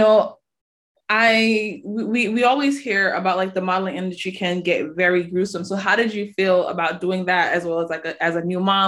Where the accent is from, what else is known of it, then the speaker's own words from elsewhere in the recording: Jamaica; I'm Jamaican as well